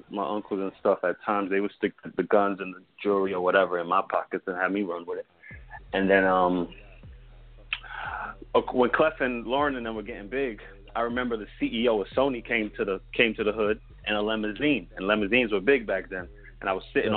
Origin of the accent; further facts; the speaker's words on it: East Orange, New Jersey, United States; also born or lived in Newark, New Jersey; I was born in Newark, New Jersey. But I was, grew up in East Orange, New Jersey